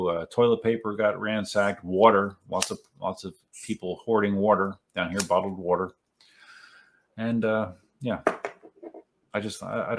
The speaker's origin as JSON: {"language": "English", "region": "Pennsylvania", "country": "United States", "tie": "born or raised there", "moved": "as an adult", "lives_now": "Florida, United States", "said": "I'm from Pennsylvania originally. I moved down here in 2000, but I was in Pennsylvania my first 32 years."}